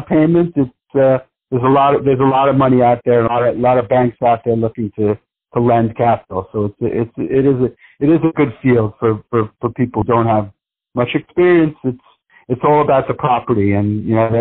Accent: New York City, New York, United States; I grew up in New York City

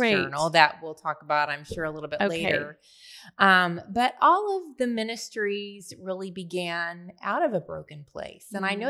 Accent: Tulsa, Oklahoma, United States; also born or lived in Nashville; Well, I am actually a Tulsa girl. I was born in Nashville, but was only there for a year and then have been in Tulsa my whole life.

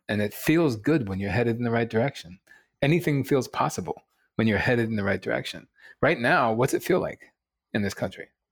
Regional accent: Rockville, Maryland, United States; also born or lived in Baltimore; I was born in Baltimore at Johns Hopkins Hospital. Um, I'm proud, proud son of Baltimore for one year. Um, and then eventually grew up in, you know, outside of D C, um, in the rock, a place called Rockville

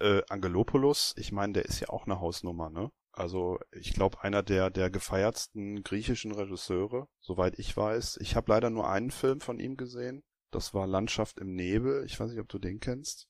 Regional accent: Germany; Bei uns in Deutschland

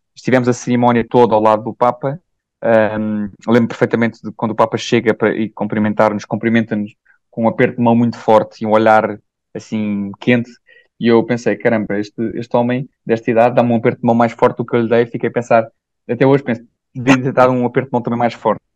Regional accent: Portugal; vim de Portugal e vim de uma família ótima e estável

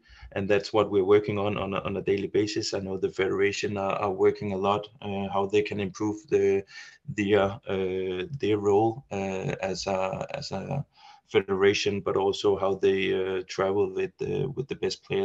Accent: Denmark; Not only are we a very small country

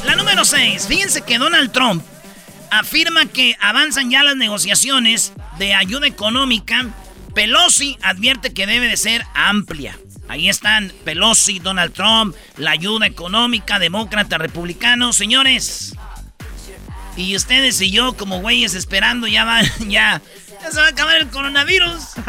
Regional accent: Jiquilpan, Michoacán, Mexico; yo soy de Jiquilpan

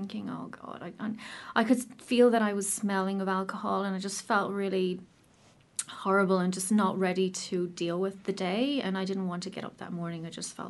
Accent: Ireland; moved away as an adult; now in New Zealand; as you can probably tell from my accent, I'm not from New Zealand originally. I'm from Ireland

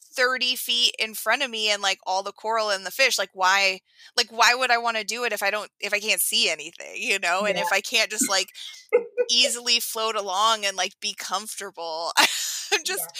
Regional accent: Oregon, United States; I'm from Oregon, and it's the coast there is, the water is very cold.

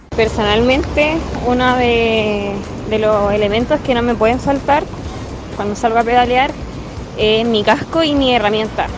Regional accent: Santiago, Santiago Metropolitan Region, Chile; soy de Santiago, pero fui criada en Pedro Aguirre Cerda

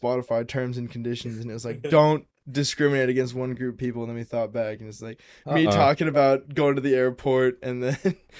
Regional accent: United States; Yeah, it's still, I'm American.

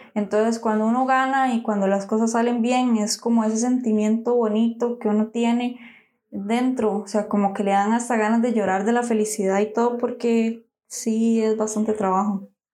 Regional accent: San José, Costa Rica; nosotros somos de San José

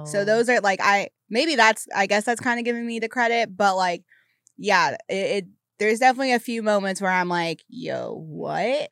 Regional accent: the South, United States; now in Los Angeles, United States; as a Southerner

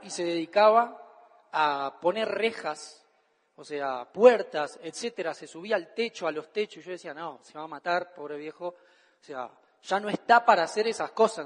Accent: Argentina; Todo lo que diga en mi país está bien dicho

